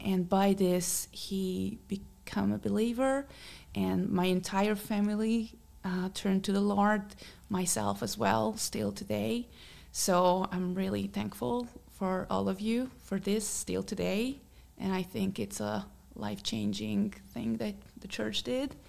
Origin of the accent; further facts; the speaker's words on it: Hungary; English is a second language; moved away; from Hungary, so that's why I have a little bit of accent